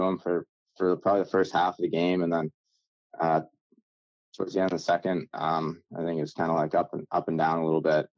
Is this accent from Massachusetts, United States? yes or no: yes; Massachusetts, United States; since I was a kid growing up in Massachusetts.